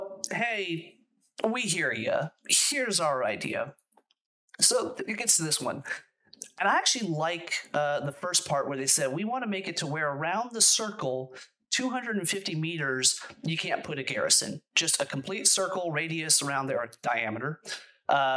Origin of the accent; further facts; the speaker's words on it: United States; I'm an American. I'm an unapologetic American